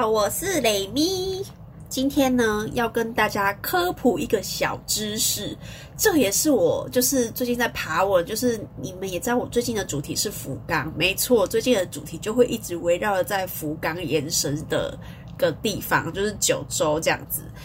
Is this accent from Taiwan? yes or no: yes; Taiwan; 我们台湾人